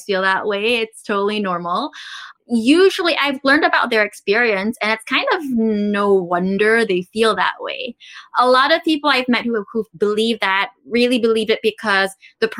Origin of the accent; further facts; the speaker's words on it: Philippines; also born or lived in Taiwan; I grew up in the Philippines. So I'm actually from Taiwan, but I grew up in the Philippines. I came when I was super young.